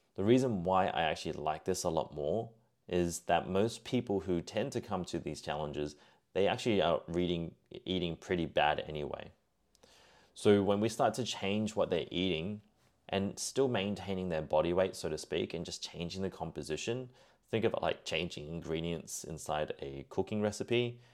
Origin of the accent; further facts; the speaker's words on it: Singapore; He was of Malaysian descent, like myself, being Singaporean.